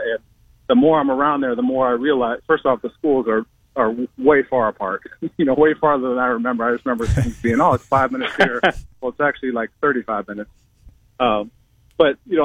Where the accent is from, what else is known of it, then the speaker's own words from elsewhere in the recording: Alvord, Iowa, United States; also born or lived in Cleveland, Ohio / Sioux Falls, South Dakota; I was an Alvord guy